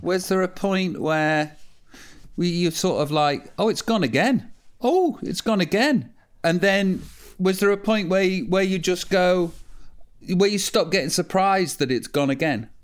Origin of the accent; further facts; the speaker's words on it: Stoke-on-Trent, West Midlands, United Kingdom; I'm from Stoke